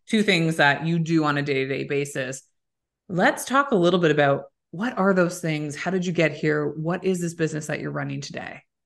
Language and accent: English; Waterloo, Ontario, Canada; moved away; it's a great town. I'm from there